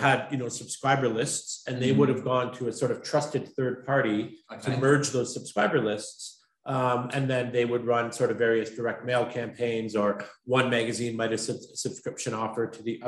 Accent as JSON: {"language": "English", "country": "Canada", "also_born_or_lived": "Montreal, Canada", "moved": "as an adult", "lives_now": "London, United Kingdom", "said": "I'm from Canada originally."}